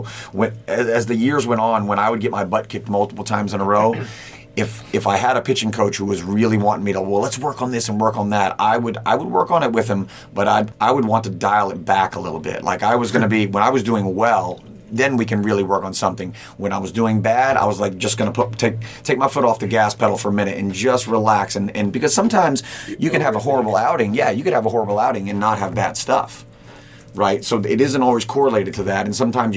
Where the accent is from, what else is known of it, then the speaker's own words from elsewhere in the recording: Key West, Florida, United States; moved away as an adult; also born or lived in Big Pine Key, Florida / Cincinnati, Ohio; I grew up in Key West, Florida. We were on Big Pine Key.